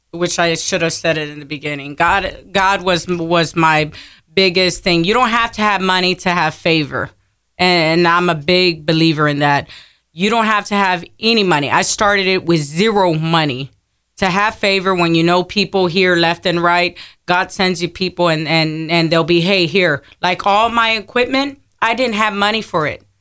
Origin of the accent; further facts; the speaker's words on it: Pleasanton, Texas, United States; also born or lived in San Antonio; From there, my parents moved to Pleasanton, Texas.